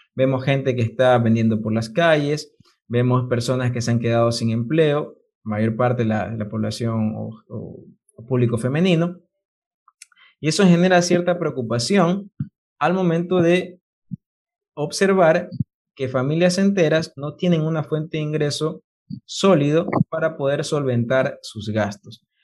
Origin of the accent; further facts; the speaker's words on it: Ecuador; como ecuatoriano